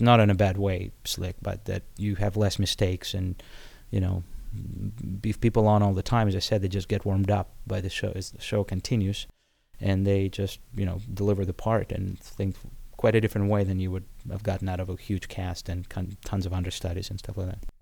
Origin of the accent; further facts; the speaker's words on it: Odesa, Odesa Oblast, Ukraine; English is a second language; moved away as an adult; now in United States; I came from Odessa, which is, uh, Ukraine